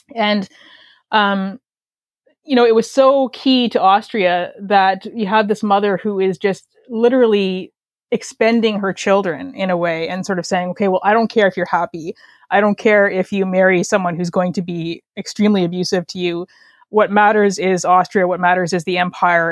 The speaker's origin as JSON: {"language": "English", "country": "Canada", "accent": "Canadian", "said": "I am a Canadian writer, as you can probably tell by my accent."}